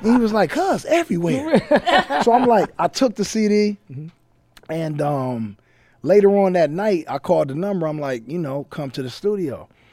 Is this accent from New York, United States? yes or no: no; Compton, California, United States; I'm from Compton